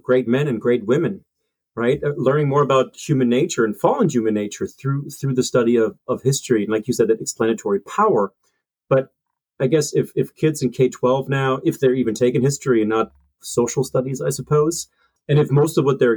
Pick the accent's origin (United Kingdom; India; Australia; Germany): Germany; moved away; also born or lived in Hillsdale, Michigan; I grew up in Germany, certainly kind of more progressive model